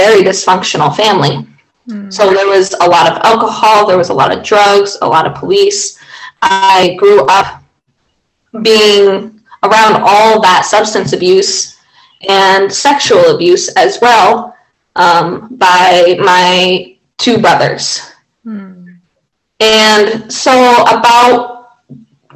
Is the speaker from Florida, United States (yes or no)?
no; Rome, Pennsylvania, United States; I am from Rome, Pennsylvania.